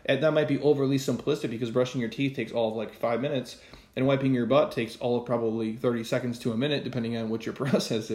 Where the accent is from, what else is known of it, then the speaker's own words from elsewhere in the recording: Midwest, United States; we grew up in the Midwest